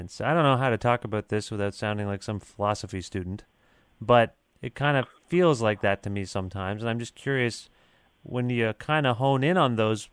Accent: Canada; accent: Canadian; we're Canadian. We have a Canadian accents

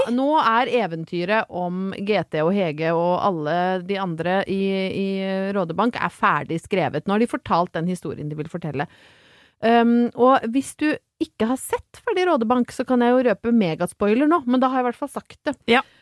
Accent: Brøttum, Innlandet, Norway; til å være fra Brøttum

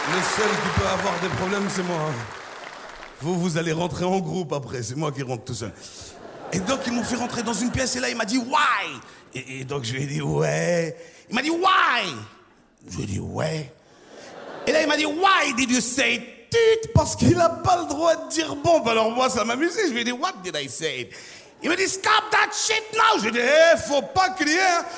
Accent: Côte d’Ivoire; Je viens de Côte d'Ivoire

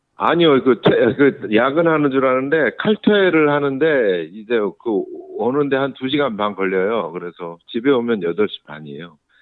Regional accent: Seoul, South Korea; now in Gyeonggi Province, South Korea; 서울 사람이 서울에 서울 아이가 이제 경기도로 이제 학교를 왔다 갔다 하다 보니까

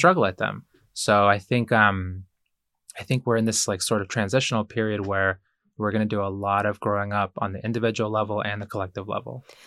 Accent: Ecuador; moved away; I was born in Ecuador

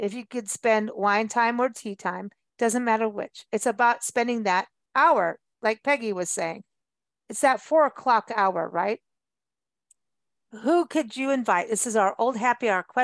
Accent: South Africa; moved away; also born or lived in Kenya; growing up in South Africa

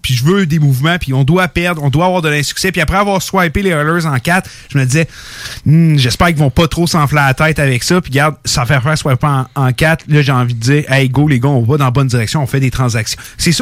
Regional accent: Canada; je suis né au Canada, j'ai grandi en regardant le hockey

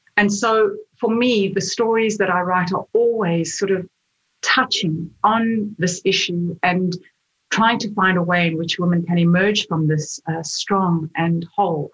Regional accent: South Africa; moved away as an adult; now in Australia; When I was in South Africa, I, I wasn't a writer. I was I was a lawyer

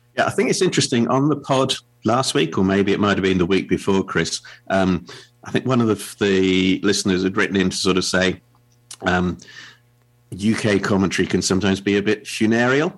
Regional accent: England, United Kingdom; as an Englishman

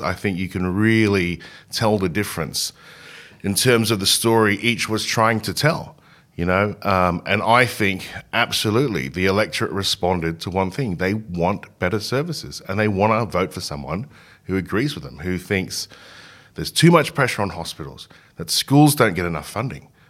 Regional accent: Hong Kong; now in Australia; I grew up in Hong Kong.

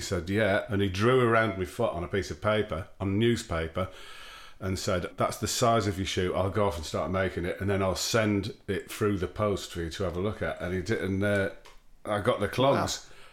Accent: Darlington, North East England, United Kingdom; Carlisle and Darlington, where I grew up

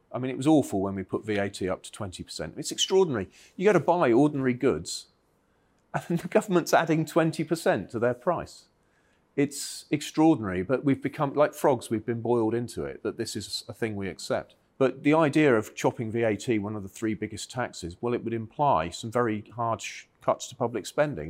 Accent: Cornwall, South West England, United Kingdom; I grew up in Cornwall where it, there was hard rock mining for, for tin

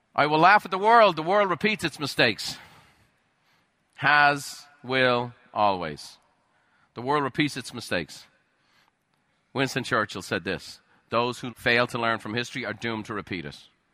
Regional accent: Ireland; moved away; I grew up in Ireland

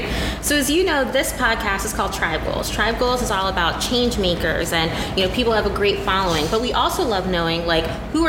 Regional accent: Indianapolis, Indiana, United States; moved away as an adult; also born or lived in Bloomington, Indiana; now in New York, United States; my hometown, Indianapolis.

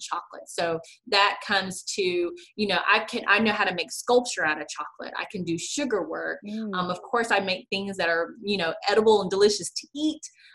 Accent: Little Rock, Arkansas, United States; also born or lived in United Kingdom; I'm born and raised in Little Rock, Arkansas

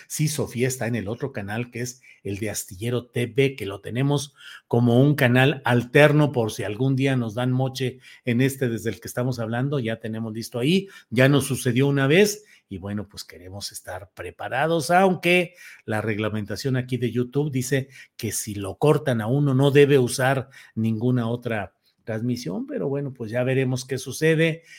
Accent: Torreón, Coahuila, Mexico; En la laguna de donde soy originario, de Torreón, Coahuila.

